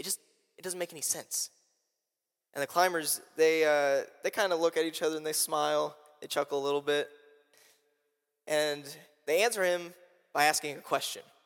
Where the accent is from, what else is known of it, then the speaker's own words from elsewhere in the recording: Indianapolis, Indiana, United States; moved away; I'm from Indianapolis, Indiana